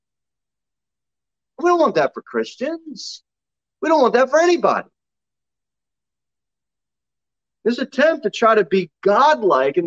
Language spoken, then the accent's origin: English; New Jersey, United States; moved away; We grew up in South Jersey